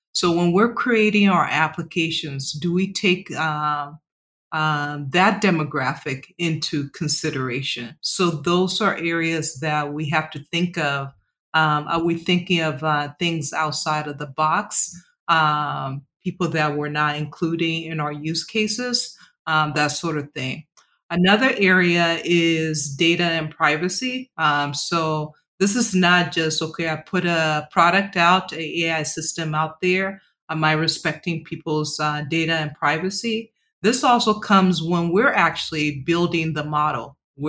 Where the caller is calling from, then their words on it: New York, United States; John, I am calling from Midtown Manhattan. So just in case you hear sirens in the background, just know that I'm in New York.